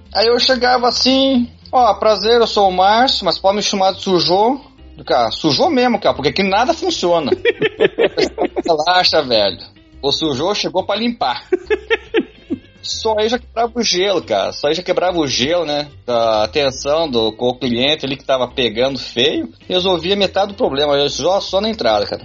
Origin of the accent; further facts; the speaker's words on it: Brazil; meus pais são coreanos e se migraram o Brasil. Aí como eu nasci no Brasil